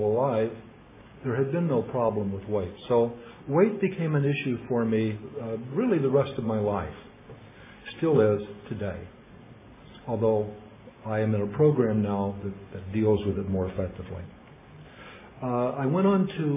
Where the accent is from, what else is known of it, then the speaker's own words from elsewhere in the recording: Fort Worth, Texas, United States; We moved to Fort Worth, which I consider my hometown because I lived there longer than anywhere else